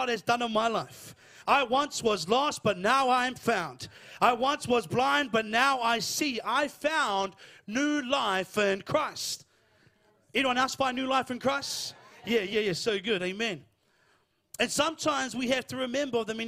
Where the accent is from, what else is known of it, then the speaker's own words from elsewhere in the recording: Lower Hutt, Wellington, New Zealand; I'm from Lower Hutt